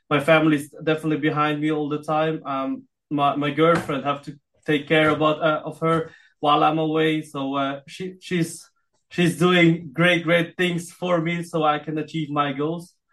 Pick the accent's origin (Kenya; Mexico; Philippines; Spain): Philippines; now in Austria; Even if I am in Austria, uh, but I still um, feel like uh, I'm Filipino as well